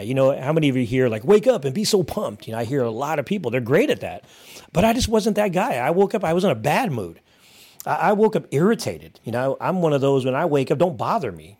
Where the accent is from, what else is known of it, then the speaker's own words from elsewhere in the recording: Hayward, California, United States; born and raised in Northern California, actually, uh, Hayward, California